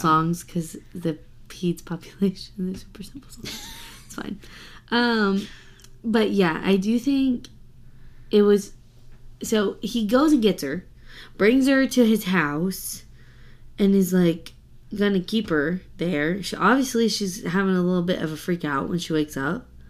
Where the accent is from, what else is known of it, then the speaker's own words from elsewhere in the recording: the South, United States; I'm from the South